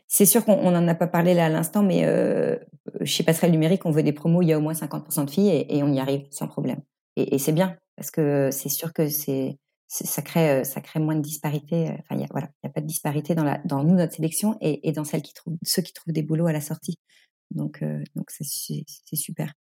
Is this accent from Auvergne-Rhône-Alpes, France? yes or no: no; Normandy, France; moved away as an adult; also born or lived in Nantes / Paris / Singapore; je suis Normande d'origine